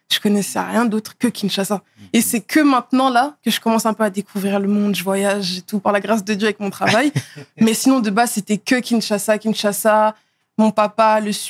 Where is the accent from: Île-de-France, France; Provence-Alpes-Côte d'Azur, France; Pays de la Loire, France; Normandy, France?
Île-de-France, France; Neuilly-sur-Seine; also born or lived in Asnières / Blanc-Mesnil; J'ai d'abord euh, vécu à Neuilly-sur-Seine, là où je suis née. Ensuite, j'ai vécu à Agnières. Ensuite, à Blanc-Ménil.